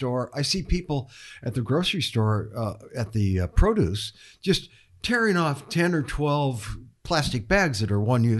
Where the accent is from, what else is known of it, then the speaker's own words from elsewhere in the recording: Chicago, Illinois, United States; now in California, United States; I'm from Chicago